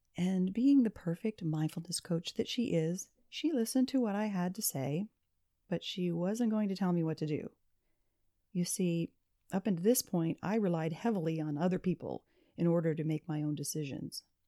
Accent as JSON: {"language": "English", "region": "Pennsylvania", "country": "United States", "tie": "born or raised there", "moved": "yes", "lives_now": "Florida, United States", "said": "my parents had moved from my hometown in the mountains of Pennsylvania"}